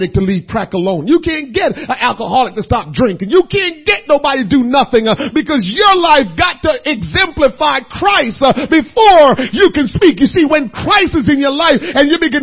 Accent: Jamaica; moved away; I'm a Jamaican.

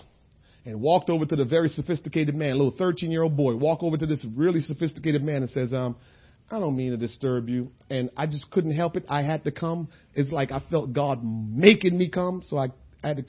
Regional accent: New Jersey, United States; We said, New Jersey

